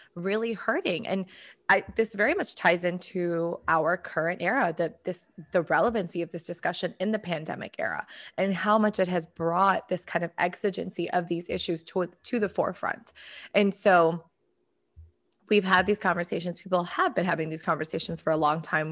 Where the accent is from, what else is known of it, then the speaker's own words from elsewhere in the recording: United States; my experience as an American